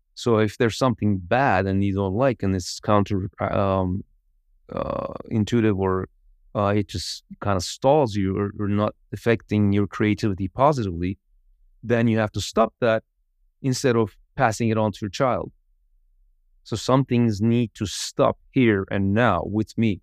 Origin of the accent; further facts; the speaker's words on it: Izmir, Turkey; I was raised in Izmir